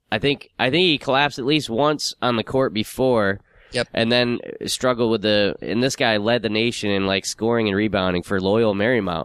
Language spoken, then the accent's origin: English; United Kingdom; the Brit